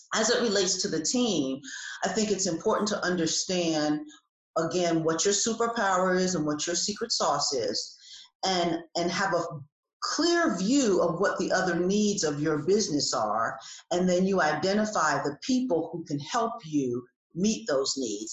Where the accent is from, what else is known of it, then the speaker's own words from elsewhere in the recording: New Jersey, United States; now in Atlanta, United States; I have lived in Atlanta for almost 30 years. I'm originally from New Jersey.